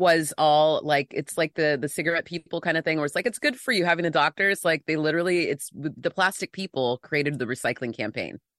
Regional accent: San Diego, California, United States; moved away as an adult; now in Los Angeles, United States; I'm in L A now, but I grew up in San Diego

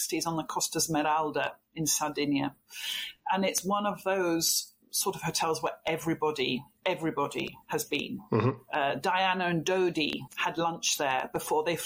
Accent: Belfast, Northern Ireland, United Kingdom; moved away as an adult; also born or lived in London; now in Florence, Italy; I was born in London, raised in Belfast because my parents moved there when I was six

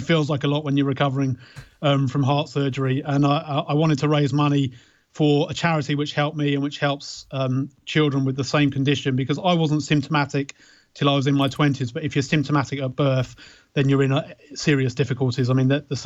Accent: Beckenham, London, United Kingdom; born or raised there

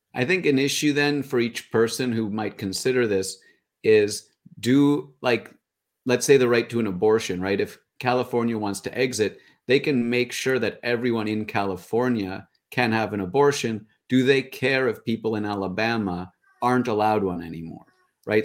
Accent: Canada; as a Canadian

